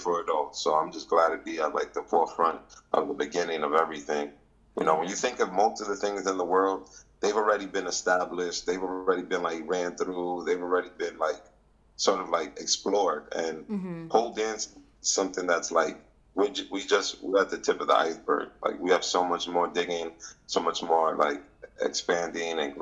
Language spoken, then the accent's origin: English; New York City, New York, United States; I'm from East Harlem, New York.